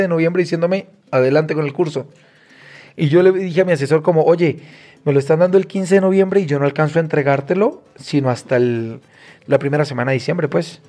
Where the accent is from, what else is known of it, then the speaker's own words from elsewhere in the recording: Cúcuta, Norte de Santander, Colombia; moved away as an adult; now in Mexico; Soy cucuteño